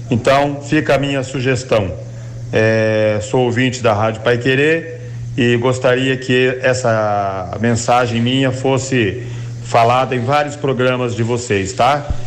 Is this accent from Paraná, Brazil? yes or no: yes; Ibiporã, Paraná, Brazil; eu sou da cidade de Biporã e trabalho em Londrina eu faço frequentemente esse trajeto Ibiporã-Londrina.